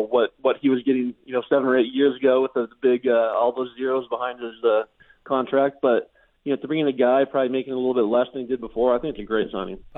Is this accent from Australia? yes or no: no; Regina, Saskatchewan, Canada; growing up in Regina, I'm a big Rider fan